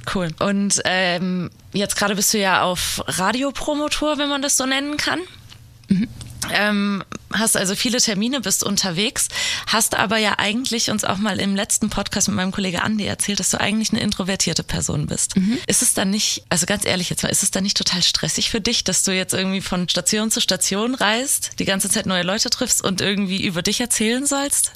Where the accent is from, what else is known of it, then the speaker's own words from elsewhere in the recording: Giessen, Hesse, Germany; Ich komme ja auch aus der Gegend, halt aus Gießen